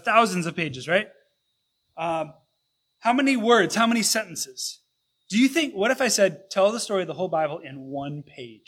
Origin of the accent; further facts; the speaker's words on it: Detroit, Michigan, United States; now in Lansing, United States; I grew up in the Detroit church and attended my first service there back in 1989